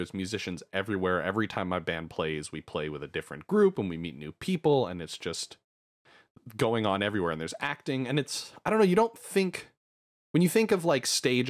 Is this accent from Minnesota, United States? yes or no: no; Berkeley, California, United States; I went to the one in Berkeley because that was, you know, that's my hometown.